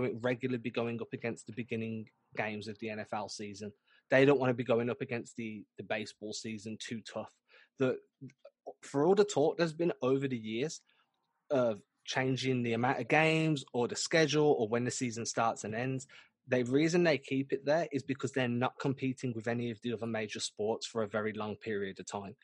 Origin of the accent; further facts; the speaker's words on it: England, United Kingdom; My best friend who I grew up with in England since we were like 2 years old